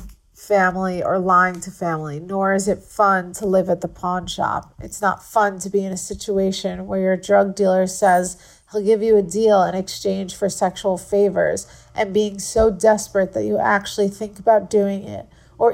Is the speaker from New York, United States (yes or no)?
yes; Long Island, New York, United States; moved away as an adult; now in Florida, United States; I grew up on Long Island